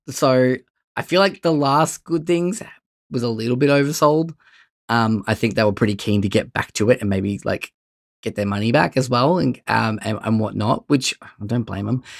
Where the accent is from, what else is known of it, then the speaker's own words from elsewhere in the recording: Bendigo, Victoria, Australia; I'm from Bendigo